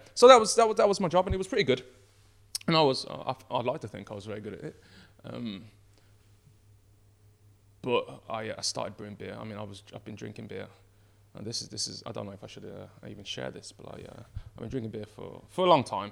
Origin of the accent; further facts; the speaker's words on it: Birmingham, West Midlands, United Kingdom; I grew up around Birmingham. I grew up originally in Borsall Heath, and then moved to Moseley.